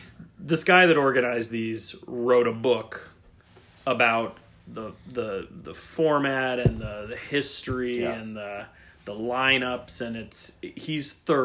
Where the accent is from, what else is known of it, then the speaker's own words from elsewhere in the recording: Cleveland, Ohio, United States; I am from Cleveland